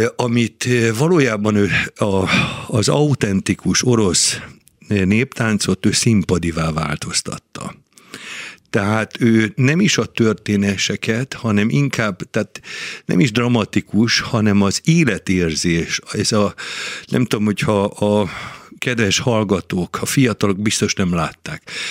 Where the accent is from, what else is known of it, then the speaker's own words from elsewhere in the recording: Budapest, Hungary; moved away as an adult; now in Győr, Hungary; én Budapesten születtem, Budapesthez kötött minden, de én már ugye 50, vagy most már 43 éve vagyok a Győri Balett tagja